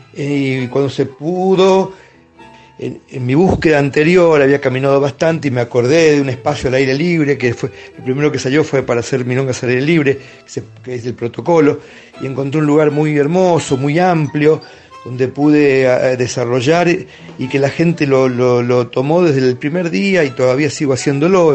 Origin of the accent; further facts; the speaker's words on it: Temperley, Buenos Aires Province, Argentina; also born or lived in Avellaneda; yo nací en Avellaneda, me crié en Temperley